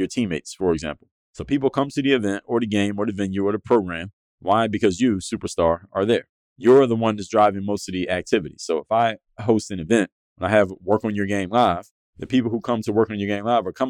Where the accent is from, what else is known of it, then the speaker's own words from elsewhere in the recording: United States; back home to the United States